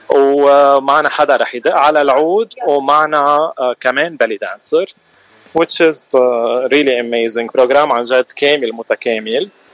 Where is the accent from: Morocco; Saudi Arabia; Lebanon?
Lebanon; Mashghara, Beqaa; moved away as an adult; now in Los Angeles, United States; نحن اكيد من لبنان من مشغره